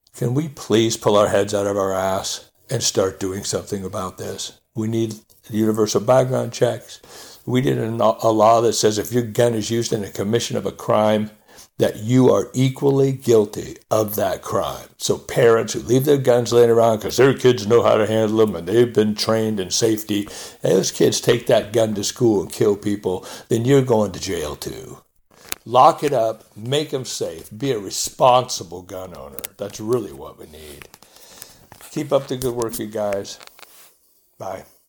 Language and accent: English; United States; as an American citizenry